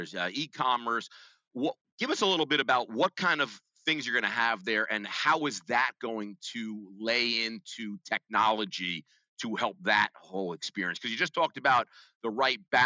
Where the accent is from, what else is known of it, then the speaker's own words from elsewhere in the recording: New York City, New York, United States; accent: New York; are you from New York? I said, yeah